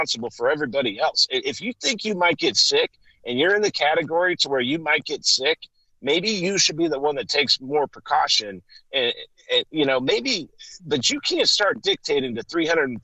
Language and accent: English; United States; I'm an American citizen